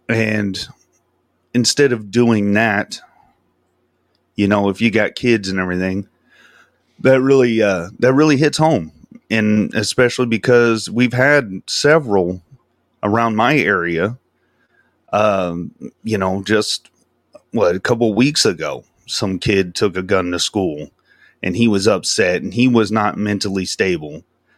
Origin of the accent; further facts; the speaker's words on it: Del Rio, Texas, United States; Because I'm from Del Rio. It's like an hour away from Uvalde. So, I mean, you know what I mean? It's still Texas